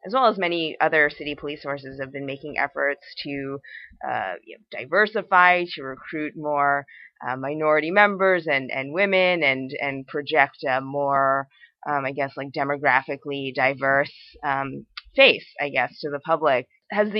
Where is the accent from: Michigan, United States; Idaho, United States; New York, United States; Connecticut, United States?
New York, United States; New York City; I grew up in New York